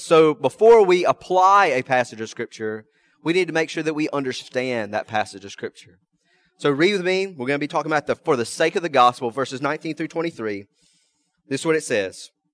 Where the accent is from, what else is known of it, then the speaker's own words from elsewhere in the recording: American South, United States; first language English; I'm an American. I'm Southern by the grace of God